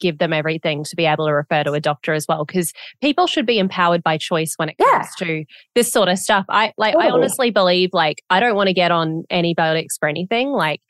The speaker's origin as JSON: {"language": "English", "country": "Australia", "tie": "born or raised there", "moved": "yes", "lives_now": "United States", "said": "I was born in America and I grew up in Australia."}